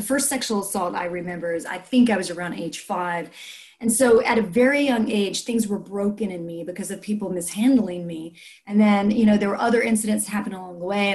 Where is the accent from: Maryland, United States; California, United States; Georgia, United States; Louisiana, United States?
Louisiana, United States; South; I grew up in South Louisiana